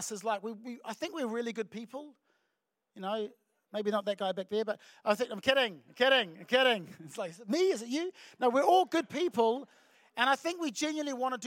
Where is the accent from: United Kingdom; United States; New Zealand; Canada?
New Zealand; Auckland; I'm from Auckland